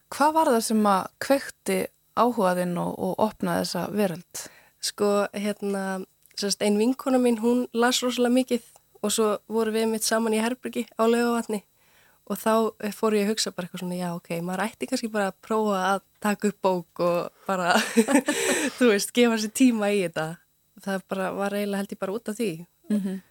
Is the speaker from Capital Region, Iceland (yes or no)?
no; Unaós, Héraðsflói, Eastern Region, Iceland; now in Reykjavík, Iceland; ég er svolítið alveg upp uh, á Unási við Hjælasflóa um 50 km frá Eilstum en á Östurlandi